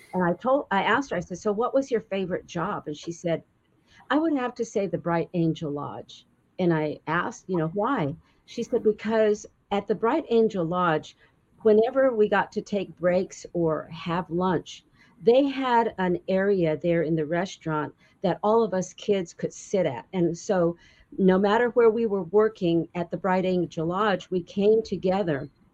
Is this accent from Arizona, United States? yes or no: yes; Winslow, Arizona, United States; I was actually born in Winslow, Arizona